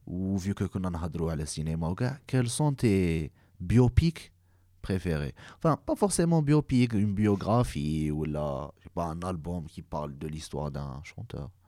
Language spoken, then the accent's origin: French; Algeria; حنا en tant qu'algérien